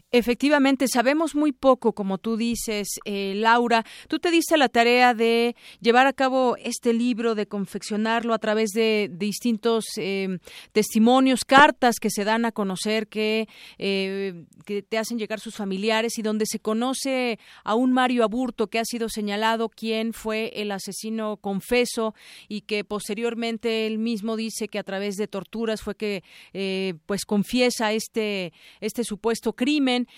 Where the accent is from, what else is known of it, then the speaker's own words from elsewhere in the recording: Mexico; como mexicanos